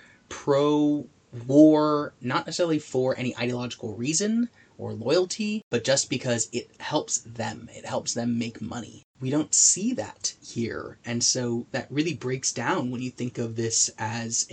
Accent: United States; as an American

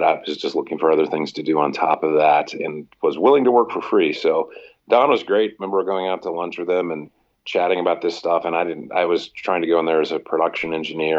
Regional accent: Lexington, Kentucky, United States; moved away as an adult; also born or lived in Ohio; now in Washington, D.C., United States; I'm from Lexington, so I was doing like tons of shifts after I graduated from college there.

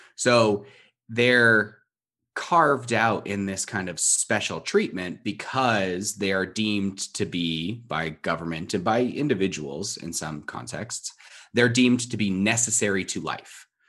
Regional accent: Southern California, United States; I grew up in Southern California

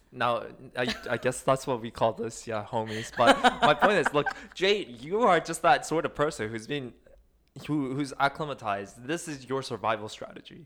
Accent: South Korea; moved away; also born or lived in Seoul; I was born in Korea. I was born in one of the country's side cities

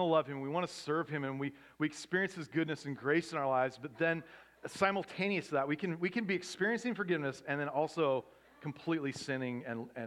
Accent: Pacific Northwest, United States; now in Southern California, United States; I grew up in the Pacific Northwest

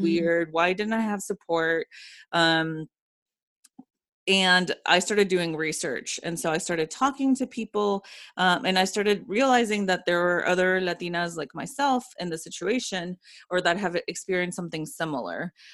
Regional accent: Ecuador; now in Atlanta, United States; when I was growing up in Ecuador, I went to a Jewish school

